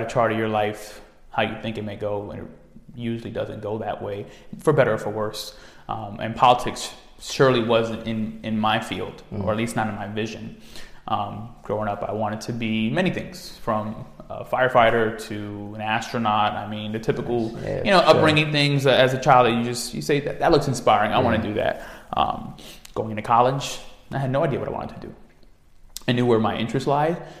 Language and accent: English; New York City, New York, United States; growing up in the Bronx, it's New York City as a whole